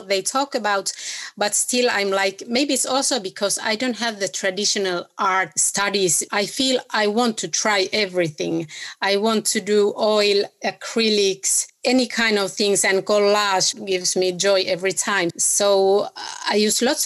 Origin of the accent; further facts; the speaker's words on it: Oulu, North Ostrobothnia, Finland; My background is actually only in Finland. I'm from North Finland, from the city called Oulu.